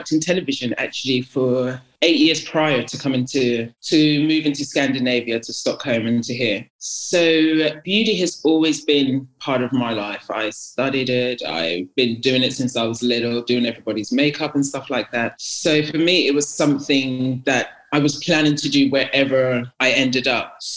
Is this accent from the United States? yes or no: no; Ghana; but in terms of Ghanaian culture, do you know what Ghanaian culture is?